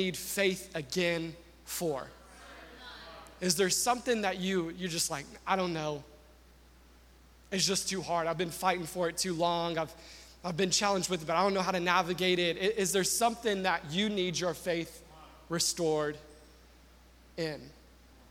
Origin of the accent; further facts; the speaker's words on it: the South, United States; I'm from the South